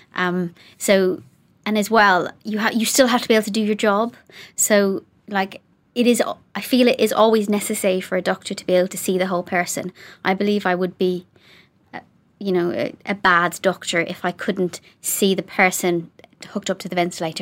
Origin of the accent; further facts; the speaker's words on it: Ireland; now in Coventry, United Kingdom; being Irish